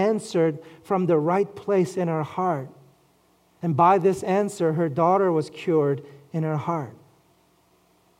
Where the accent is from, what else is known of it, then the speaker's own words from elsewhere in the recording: New York City, New York, United States; I grew up in Flushing, Queens